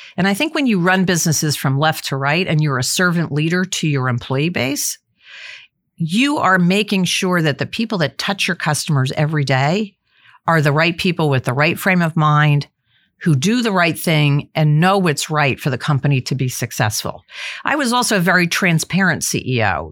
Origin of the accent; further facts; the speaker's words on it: New Jersey, United States; moved away as an adult; also born or lived in Massachusetts / Sacramento, California; I went from the East Coast, growing up in New Jersey, going to college in Massachusetts